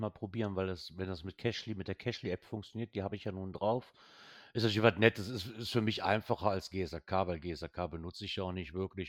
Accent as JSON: {"language": "German", "country": "Germany", "said": "als Deutscher"}